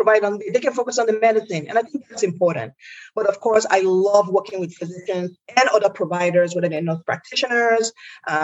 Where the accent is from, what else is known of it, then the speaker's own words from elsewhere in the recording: Nigeria; now in United States; I am an immigrant to the United States. And, I'm from Nigeria, which is a Western nation.